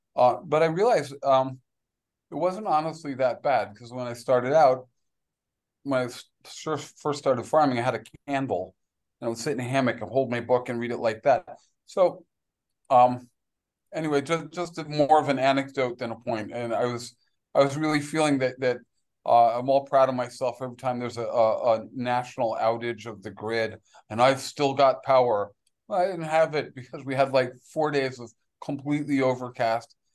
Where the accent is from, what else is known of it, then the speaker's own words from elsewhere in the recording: New York City, New York, United States; now in Belize; I grew up in New York City